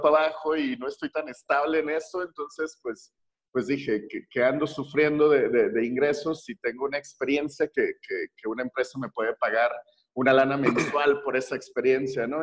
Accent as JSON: {"language": "Spanish", "country": "Mexico", "said": "como mexicano promedio"}